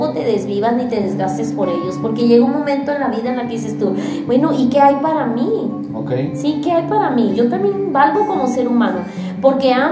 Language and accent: Spanish; Baja California, Mexico; now in Monterrey, Mexico; yo vengo de Baja California